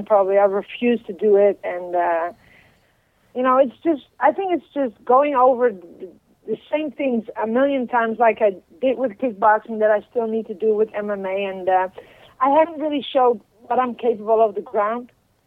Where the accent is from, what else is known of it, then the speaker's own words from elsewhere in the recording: Utrecht, Netherlands; English is a second language; Utrecht. That's in the center. It's close to Amsterdam. It's about 20 minutes away.